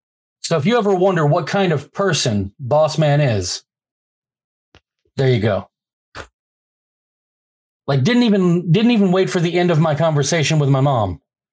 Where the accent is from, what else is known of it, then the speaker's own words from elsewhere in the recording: Bossier City, Louisiana, United States; Yeah, I grew up for the most part a block away from the main gate to Barksdale Air Force Base.